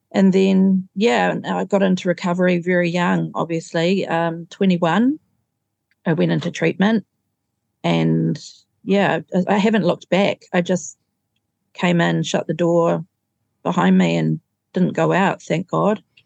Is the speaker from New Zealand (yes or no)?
yes; Auckland, New Zealand; I grew up in Auckland.